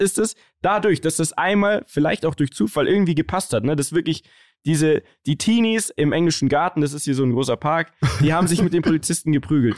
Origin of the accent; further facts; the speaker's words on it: Munich, Bavaria, Germany; Wir sind ja gebürtige Münchner